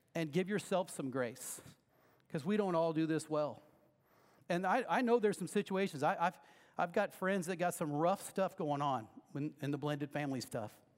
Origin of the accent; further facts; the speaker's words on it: Lexington, Missouri, United States; Lexington's my hometown